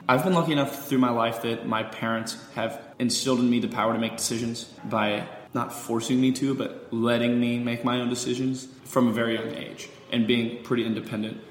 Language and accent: English; Pensacola, Florida, United States; born or raised there